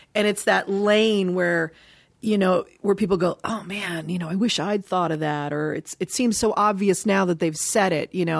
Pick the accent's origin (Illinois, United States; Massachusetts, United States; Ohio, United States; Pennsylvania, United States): Ohio, United States; Dayton; I was born in Dayton, Ohio